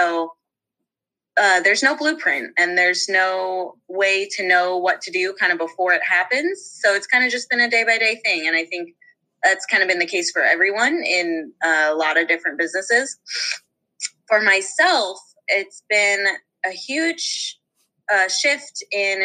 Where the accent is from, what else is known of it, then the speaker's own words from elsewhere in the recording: Eugene, Oregon, United States; I am from, and I grew up in Eugene, Oregon